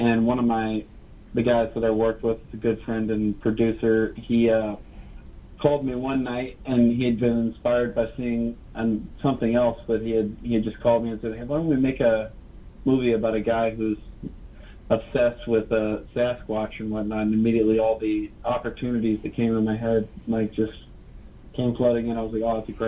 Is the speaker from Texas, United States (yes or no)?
yes; Beaumont, Texas, United States; also born or lived in Orange, Texas; I grew up in Southeast Texas, from Orange and Beaumont, and right on the edge of Louisiana